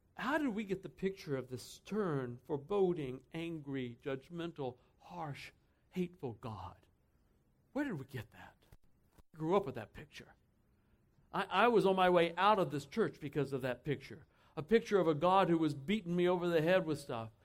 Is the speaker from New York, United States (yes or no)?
no; Texas, United States; I grew up in Texas, so I can say that, all right? Born and bra- raised right in Texas.